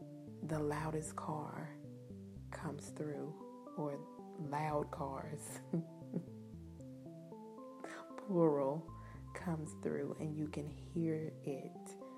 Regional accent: New Zealand; I am Kiwi.

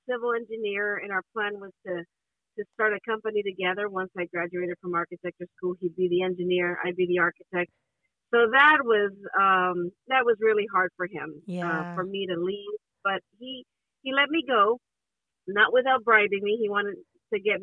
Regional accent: Honduras; English is a second language; moved away as an adult; I'm originally from Honduras in Central America, and I was studying architecture, minding my own business in Honduras

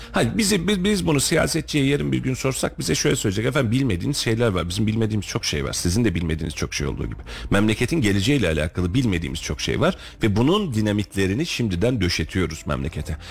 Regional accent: Turkey; Biz de Türküz

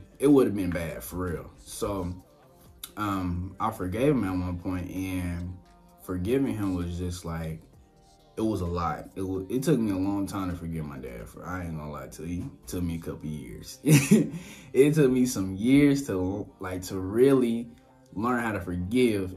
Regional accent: Shreveport, Louisiana, United States; moved away; came from Shreveport, was born and raised Shreveport, Southern boy.

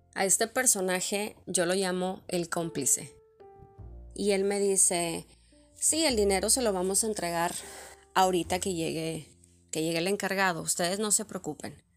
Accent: Monterrey, Nuevo León, Mexico; first language Spanish; moved away; el acento de tu, de tu ciudad, en mi caso de Monterrey.

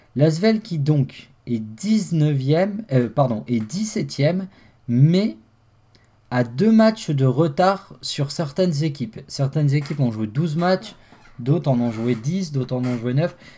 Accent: France; nous en tant que Français

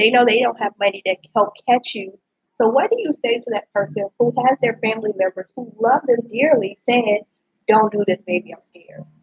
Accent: Louisiana, United States; so I didn't go to LSU, but I'm from Louisiana, so I always

